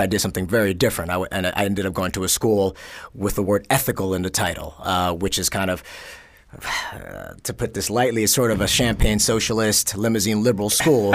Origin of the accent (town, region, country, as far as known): New York City, New York, United States; born or raised there; also born or lived in Korea / Los Angeles